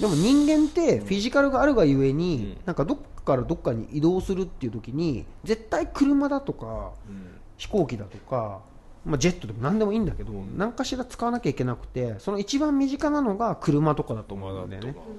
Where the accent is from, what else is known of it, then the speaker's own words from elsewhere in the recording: Tokyo, Japan; 東京生まれで育ってきた僕ら